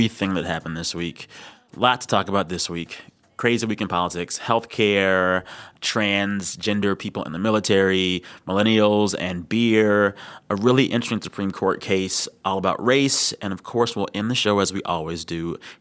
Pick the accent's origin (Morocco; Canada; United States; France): United States; San Antonio, Texas; now in Washington, D.C., United States; I'm actually in my hometown public radio station, KSTX, in San Antonio, Texas.